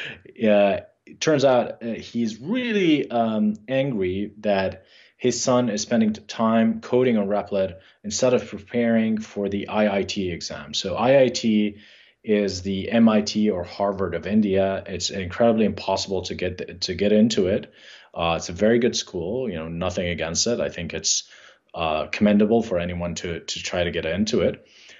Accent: Jordan; I think not only because we grew up in Jordan, but I think, so my father's family is from Palestine, and they fled the 1967 war with Israel, or maybe it was the 48.

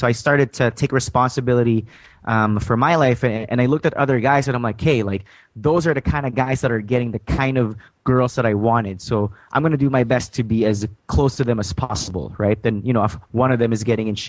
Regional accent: Saudi Arabia; English is a second language; also born or lived in Philippines / Calgary, Alberta, Canada; now in Canada; I was born in a small farm back in the Philippines, but I was raised in Saudi Arabia.

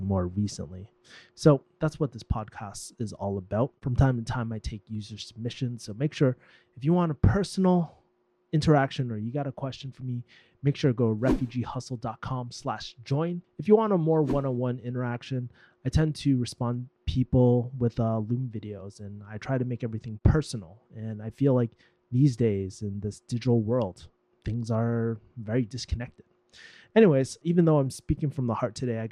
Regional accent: Boston, Massachusetts, United States; moved away; I'm actually in my hometown, Boston

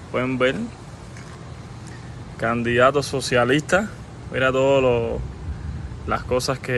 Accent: Cuba; now in Miami, United States; Estoy aquí en FIU, pueden ver, la universidad. Soy un estudiante de física, de doctorado. Soy cubano.

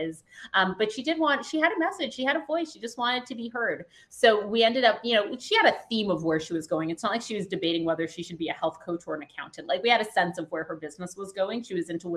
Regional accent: Canada; I was Canadian, you couldn't hear it yet. I'm from Canada.

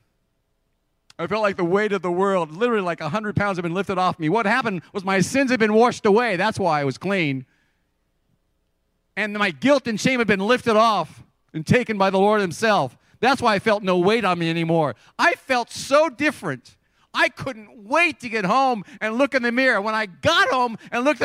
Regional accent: Santa Cruz, California, United States; also born or lived in Salinas, California; I grew up in Santa Cruz, and the week before we were to start high school, I was going to go to Santa Cruz High School

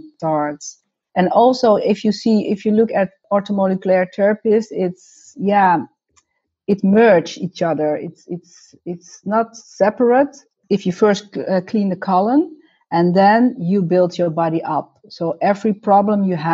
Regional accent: North Holland, Netherlands; also born or lived in Suriname / Heiloo; I'm Dutch. I was born in Suriname. When I was 1 year old, my parents and my brother came to the Netherlands, and we lived for 5 years in Heilo

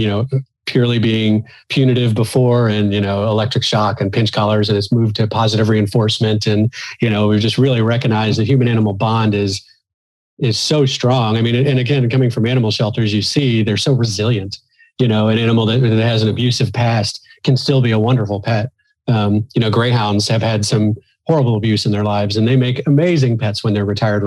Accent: Missouri, United States; moved away; And I'm originally from the Midwest United States, from Missouri.

